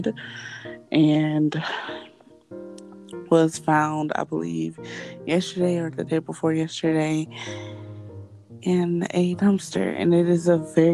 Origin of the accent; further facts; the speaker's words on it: Florida, United States; I am from Florida